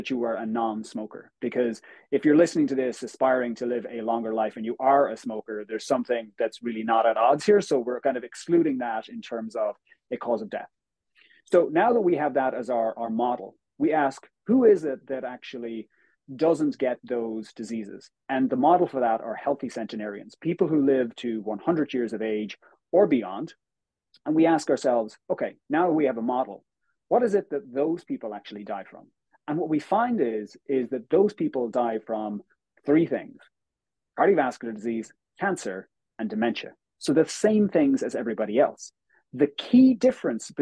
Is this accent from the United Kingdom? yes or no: no; Galway, Connacht, Ireland; moved away as an adult; also born or lived in United States / Australia; now in Dublin, Ireland; I'm originally from Galway in the west of Ireland, but currently live in Dublin